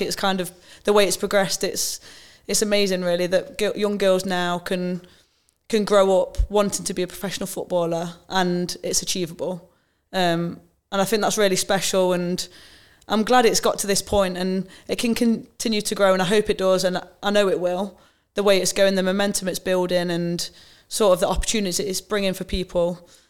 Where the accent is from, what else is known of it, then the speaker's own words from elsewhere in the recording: Nottingham, East Midlands, United Kingdom; a Nottingham girl, Forest fan, um, born and raised in the city